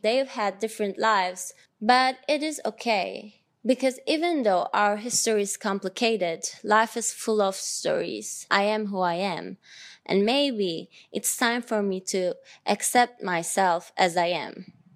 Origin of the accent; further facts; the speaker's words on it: Ankara, Turkey; I was born in Ankara, Turkey.